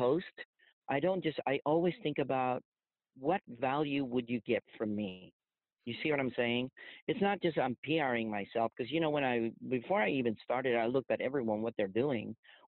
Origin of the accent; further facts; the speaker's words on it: Philippines; moved away as an adult; also born or lived in San Francisco; now in United States; I was growing up in the Philippines